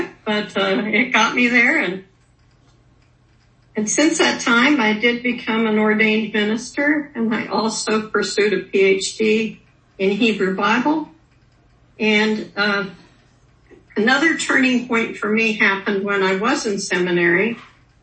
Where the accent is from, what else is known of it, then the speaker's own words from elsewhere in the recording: Newton, Kansas, United States; moved away; I ended up going back to my hometown of Newton, Kansas